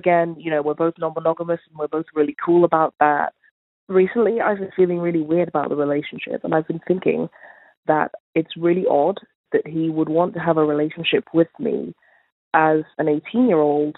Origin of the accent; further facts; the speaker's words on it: London, United Kingdom; Hi, I'm 19. I'm from London.